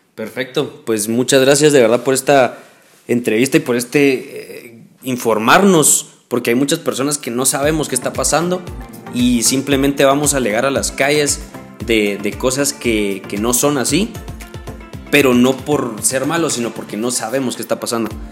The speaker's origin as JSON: {"language": "Spanish", "country": "Guatemala", "said": "soy lo que soy, guatemalteco, y, me toca defender Guatemala."}